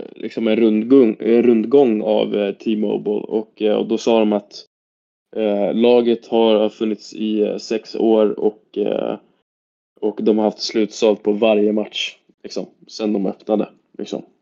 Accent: Stockholm, Stockholm County, Sweden; now in Karlstad, Sweden; jag kommer från Stockholm

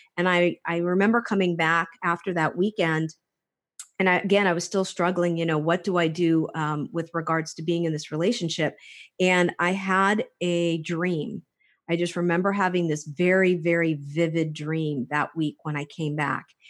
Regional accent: Hawaii, United States; also born or lived in Clawson, Michigan; I was actually raised on the islands. I was, uh, started off on Oahu

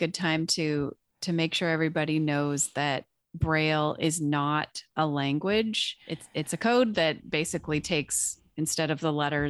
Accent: Canada; I was from Canada

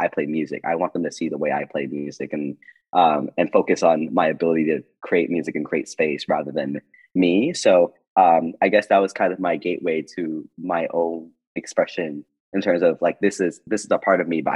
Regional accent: Boston, Massachusetts, United States; I am from Boston

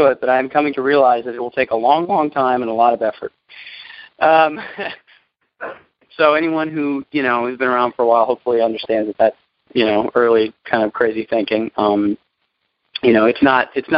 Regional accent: New York City, New York, United States; I'm born and raised in New York City

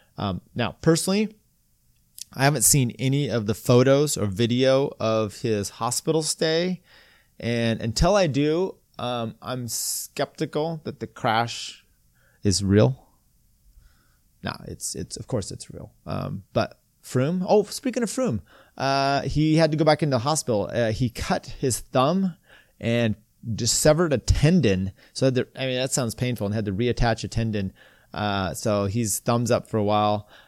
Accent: United States; I'm American

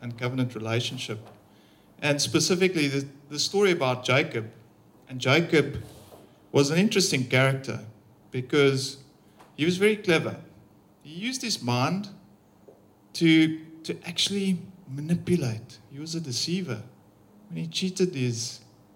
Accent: Pretoria, Gauteng, South Africa; I'm from Pretoria

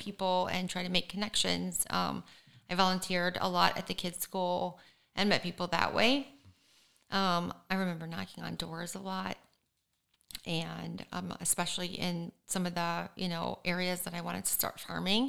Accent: Michigan, United States; now in Florida, United States

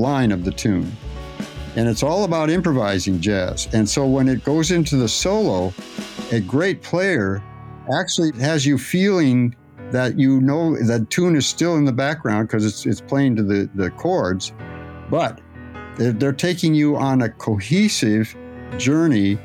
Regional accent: Phoenix, Arizona, United States; I was raised in Phoenix

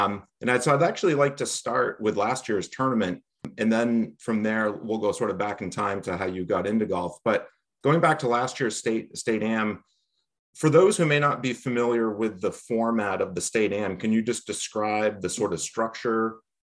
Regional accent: New Hampshire, United States; I'm an avid amateur golfer in New Hampshire. This podcast dives into the stories of the top amateur golfers in my home state.

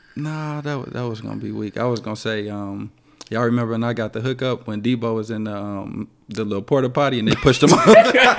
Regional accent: Gary, Indiana, United States; growing up in Gary, Indiana

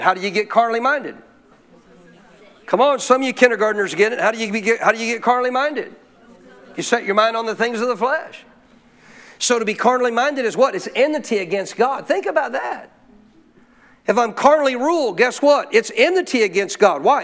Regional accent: Montana, United States; my life as a kid growing up in Montana

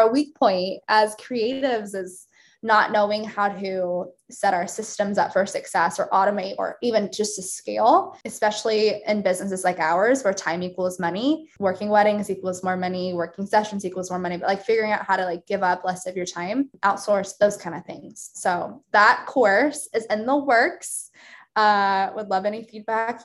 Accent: Wichita, Kansas, United States; moved away as an adult; also born or lived in Tennessee; now in Kansas City, United States; I grew up in Wichita, like a suburb of Wichita

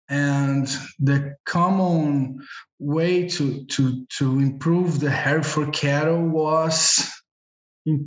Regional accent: Brazil; I am from Brazil. I am at Brazil now

